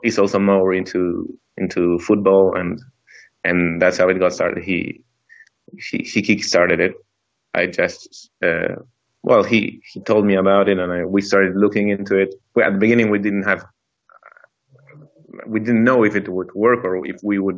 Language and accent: English; Argentina; I'm also from Argentina, from Buenos